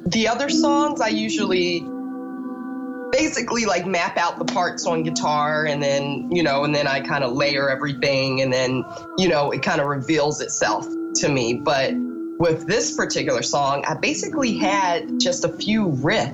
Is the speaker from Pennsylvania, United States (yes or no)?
yes; Philadelphia, Pennsylvania, United States; now in Brooklyn, United States; I'm from Philadelphia originally, but now I live in Brooklyn.